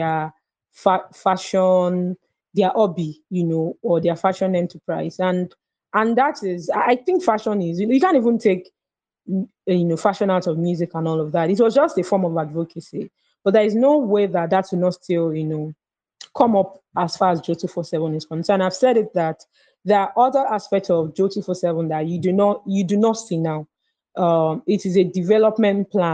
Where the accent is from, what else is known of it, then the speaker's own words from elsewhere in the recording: Lagos, Nigeria; I was born in Lagos and, you know, I grew up here.